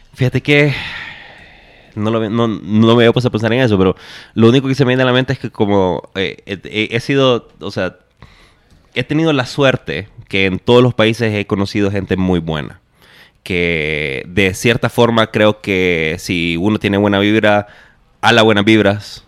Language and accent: Spanish; Honduras; moved away as an adult; now in Guatemala; yo soy de Honduras